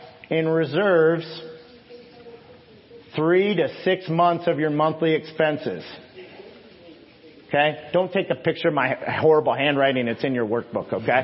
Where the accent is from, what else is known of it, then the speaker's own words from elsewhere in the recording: Illinois, United States; I'm from Illinois